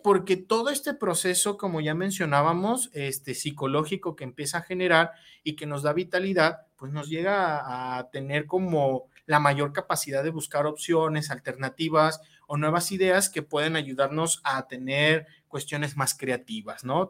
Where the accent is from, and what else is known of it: Mexico